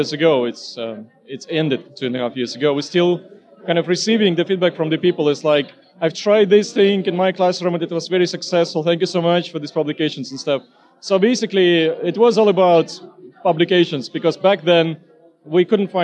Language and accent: English; Estonia; I'm coming from Estonia.